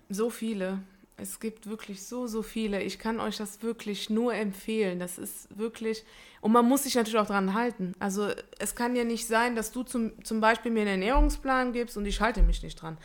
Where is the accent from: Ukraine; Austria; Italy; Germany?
Italy; ich bin Italienerin